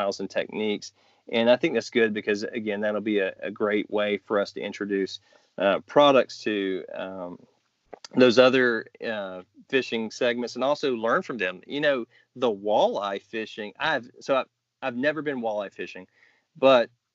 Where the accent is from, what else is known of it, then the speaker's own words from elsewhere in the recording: Georgia, United States; now in Virginia, United States; growing up in Georgia, it's crappie